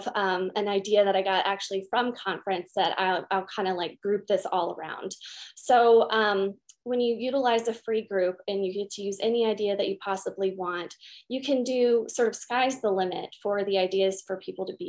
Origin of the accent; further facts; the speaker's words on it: Utah, United States; I'm from Utah